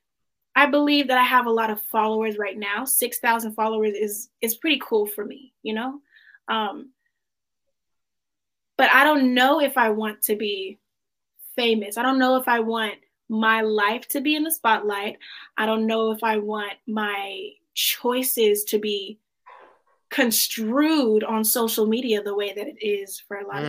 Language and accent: English; DeSoto, Texas, United States; I grew up in DeSoto. Okay. That's about 15 minutes south of Dallas